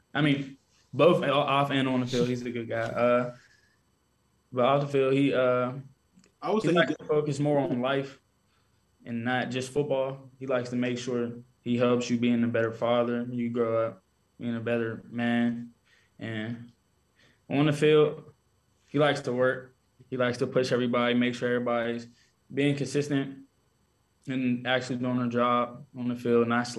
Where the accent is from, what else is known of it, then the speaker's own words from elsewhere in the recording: Pittsburgh, Pennsylvania, United States; Growing up, I used to like Pittsburgh, like the Steelers and stuff.